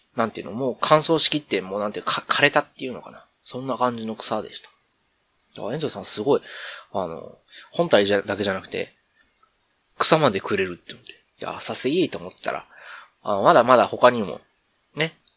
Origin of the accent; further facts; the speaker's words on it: Kyoto, Japan; 僕一応京都府の、ね、出身でっていうと、今違うところに住んでるみたいですけど、まあ、京都府に住んでて